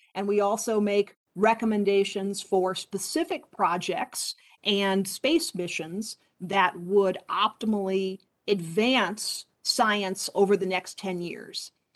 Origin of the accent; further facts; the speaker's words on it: Poughkeepsie, New York, United States; moved away as an adult; also born or lived in Boulder, Colorado; I grew up about an hour and a half north of Manhattan in New York and uh, would often study not only locally in my hometown of Poughkeepsie